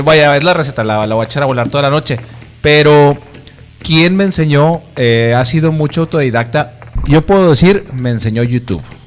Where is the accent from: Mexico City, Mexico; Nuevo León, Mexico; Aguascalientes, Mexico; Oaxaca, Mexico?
Nuevo León, Mexico; Monterrey; como buen regio